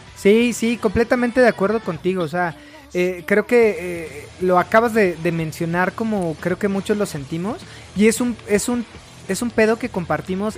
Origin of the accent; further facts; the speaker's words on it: Mexico; para nosotros en México